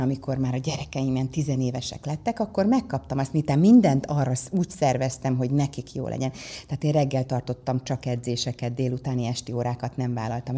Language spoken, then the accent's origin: Hungarian; Százhalombatta, Pest, Hungary; also born or lived in Ózd, Hungary; az édesapám a Dunai Hőerőműben Százhalombattán kapott egy nagyon jó mérnöki uh-huh. állást